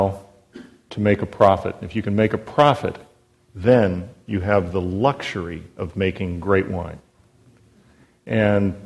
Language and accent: English; St. Helena, California, United States; also born or lived in Ojai, California; I grew up at the Charles Krug Winery, just north of St. Helena in Napa County